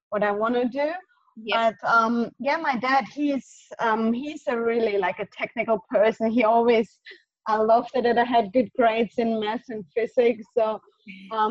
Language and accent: English; Southern Germany, Germany; English is a second language; moved away; originally I'm from Germany. I grew up um, in a south part